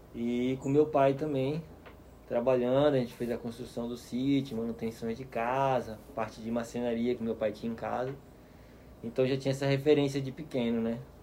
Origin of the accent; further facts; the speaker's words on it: Aracaju, Sergipe, Brazil; moved away as an adult; also born or lived in Fernando de Noronha; now in Piracanga, Brazil; eu nasci na beira do mar mesmo, me criei, né? Até, na verdade, Desde que eu saí de Aracaju com 23 anos